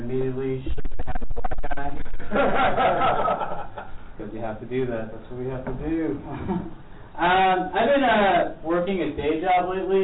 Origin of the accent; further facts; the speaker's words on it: New York City, New York, United States; I'm a New Yorker